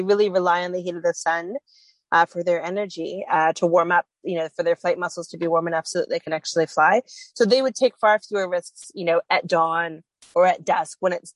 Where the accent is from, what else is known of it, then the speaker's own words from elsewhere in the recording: Canada; I'm from Canada